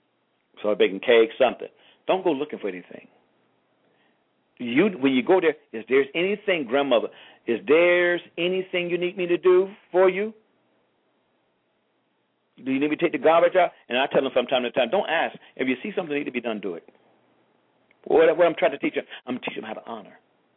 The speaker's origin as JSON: {"language": "English", "region": "Georgia", "country": "United States", "tie": "born or raised there", "said": "I grew up in Georgia, hard-working man, but he had a business mind."}